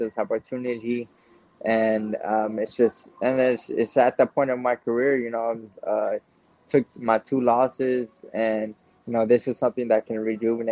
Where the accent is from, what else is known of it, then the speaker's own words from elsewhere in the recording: Texas, United States; we're both from Texas